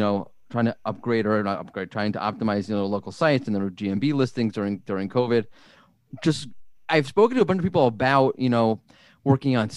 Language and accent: English; Florida, United States; I'm from Florida.